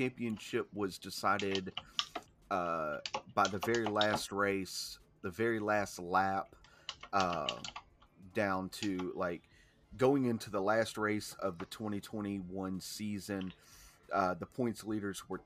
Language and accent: English; the South, United States; growing up in the South